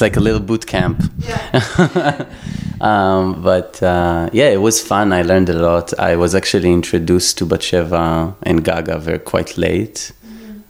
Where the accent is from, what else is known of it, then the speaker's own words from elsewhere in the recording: Israel; also born or lived in Constanța, Romania; I was born in Romania, but I grew up, grew up in Israel, so my whole life were basically in Israel.